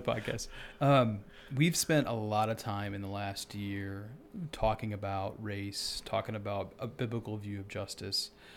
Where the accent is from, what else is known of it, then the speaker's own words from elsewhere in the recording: Iowa, United States; moved away; I grew up in Iowa